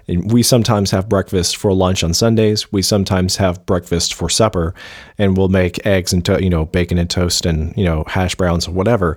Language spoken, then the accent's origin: English; Dixie, the South, United States; we're from Dixie. It's, it's, it's part of our Southern culture